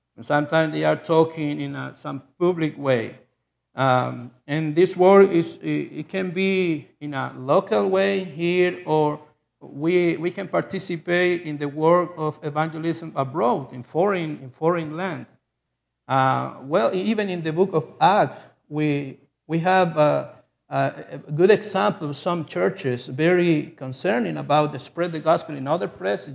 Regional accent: Chile; English is a second language; I lived in South America in Chile, and I'm a Chilean person. I was born in Chile

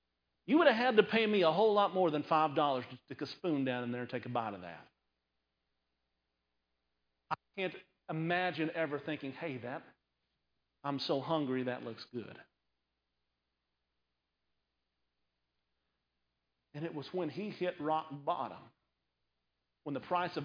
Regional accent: Conway, Arkansas, United States; now in San Antonio, United States; I grew up in Conway, Arkansas

